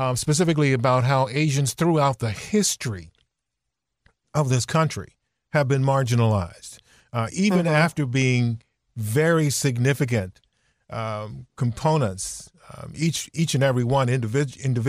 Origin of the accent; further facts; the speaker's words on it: Virginia, United States; growing up in Virginia